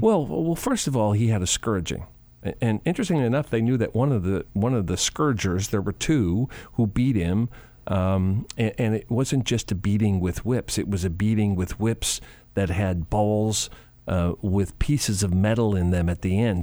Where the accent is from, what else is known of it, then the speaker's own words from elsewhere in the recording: Chicago, Illinois, United States; I grew up in Chicago